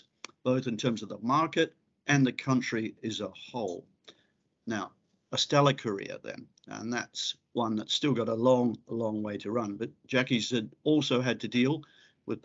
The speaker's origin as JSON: {"language": "English", "region": "South Island", "country": "New Zealand", "said": "I come from the South Island"}